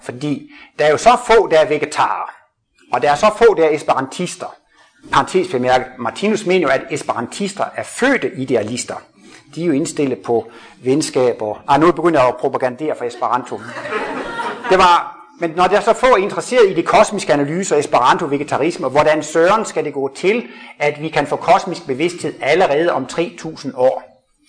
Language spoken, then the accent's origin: Danish; Jutland, Denmark; Jeg kommer fra Jylland af